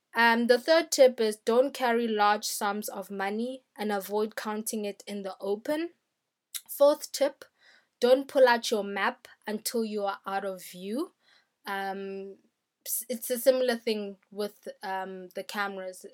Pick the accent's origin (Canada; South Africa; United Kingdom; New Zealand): South Africa; I'm a South African.